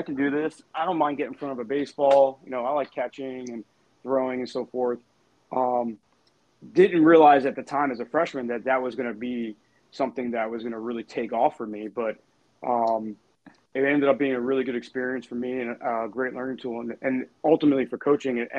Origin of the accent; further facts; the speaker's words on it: New York City, New York, United States; I grew up in Brooklyn